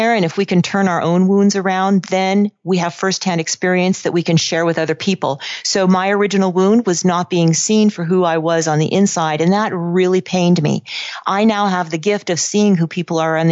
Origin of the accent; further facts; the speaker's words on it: Silicon Valley, California, United States; also born or lived in Los Angeles; I grew up in Silicon Valley.